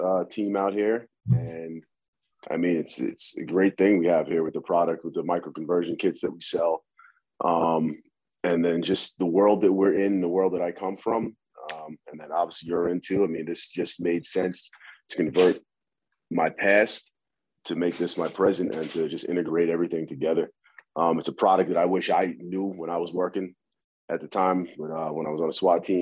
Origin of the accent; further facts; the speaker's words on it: New Jersey, United States; moved away as an adult; also born or lived in New York / St. Thomas, U.S. Virgin Islands / Staten Island / California; now in Florida, United States; resided in Jersey, where I grew up